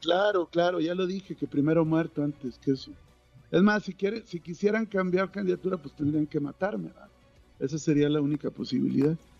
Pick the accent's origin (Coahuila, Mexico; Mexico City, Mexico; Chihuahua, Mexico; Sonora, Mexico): Coahuila, Mexico; los que votamos somos los coahuilenses